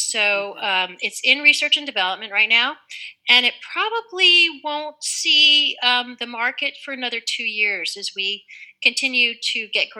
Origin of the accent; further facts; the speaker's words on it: India; born there; And yeah, I was born in India.